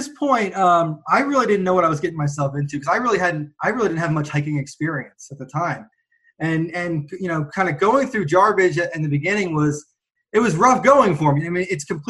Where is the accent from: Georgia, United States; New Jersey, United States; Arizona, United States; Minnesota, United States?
New Jersey, United States; also born or lived in Austin, Texas; now in Boise, United States; I grew up in New Jersey. I lived out in Austin, Texas